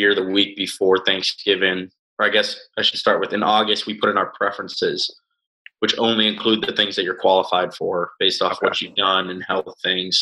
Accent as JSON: {"language": "English", "town": "Boston", "region": "Massachusetts", "country": "United States", "tie": "born or raised there", "also_born_or_lived": "Weston", "said": "I grew up in Boston"}